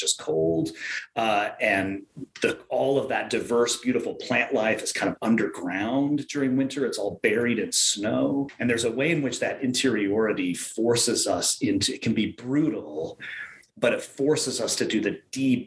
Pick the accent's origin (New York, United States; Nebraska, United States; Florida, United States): Nebraska, United States; western; now in Minnesota, United States; I grew up on the Great Plains in kind of the western part of Nebraska